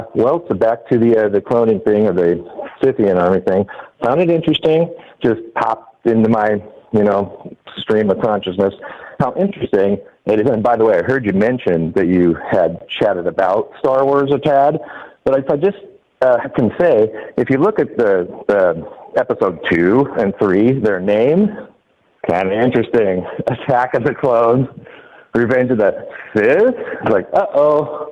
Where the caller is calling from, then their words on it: Washington, United States; Washington State.